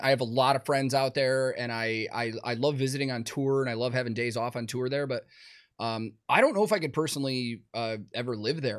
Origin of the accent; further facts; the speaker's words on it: Chicago, Illinois, United States; I grew up in Chicago